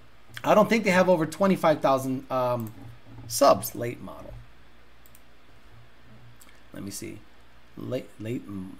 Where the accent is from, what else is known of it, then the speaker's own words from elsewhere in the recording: Holyoke, Massachusetts, United States; where I grew up in Holyoke, Massachusetts